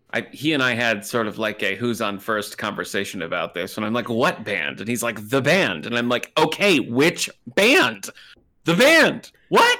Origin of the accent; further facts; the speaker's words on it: Michigan, United States; I'm from Michigan